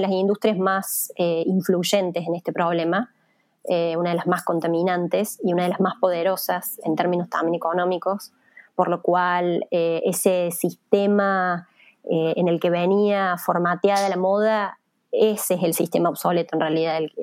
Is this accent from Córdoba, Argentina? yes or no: yes; Villa María, Córdoba, Argentina; moved away; yo soy de Villa María, que es una ciudad chica de Córdoba, originalmente